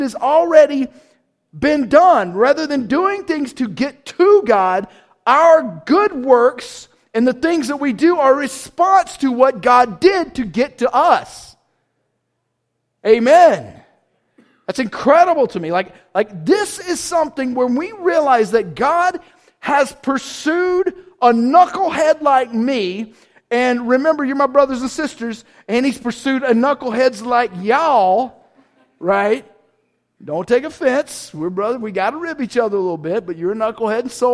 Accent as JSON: {"language": "English", "region": "the South", "country": "United States", "said": "I'm from South, so I say wrestling"}